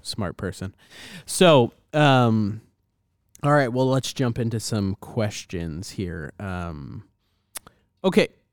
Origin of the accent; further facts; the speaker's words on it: United States; as an American